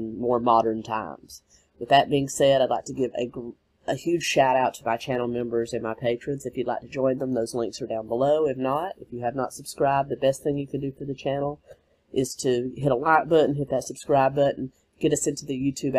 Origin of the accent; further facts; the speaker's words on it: the South, United States; Growing up in the South, wrestling was a huge part of my life